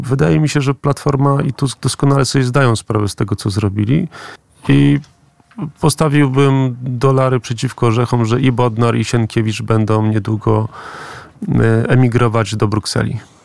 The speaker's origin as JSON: {"language": "Polish", "town": "Gdańsk", "region": "Pomeranian Voivodeship", "country": "Poland", "said": "ja jestem z, z Gdańska, z Pomorza"}